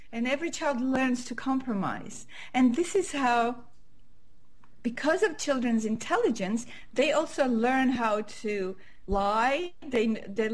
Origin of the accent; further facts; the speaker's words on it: Armenia; first language Armenian; English is a second language; moved away as an adult; also born or lived in Montreal, Canada; I was born in Armenia, which was part of USSR